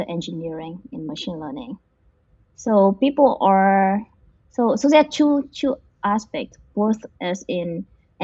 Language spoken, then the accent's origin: English; Vietnam; now in United States; I come from a village in Vietnam